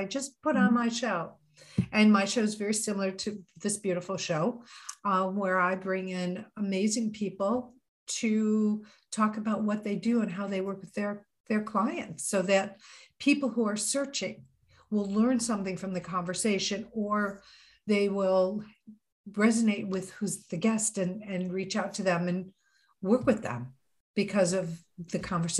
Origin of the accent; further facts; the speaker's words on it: Missouri, United States; You know, it's always like that Missouri thing, you know, I'm from Missouri, show me.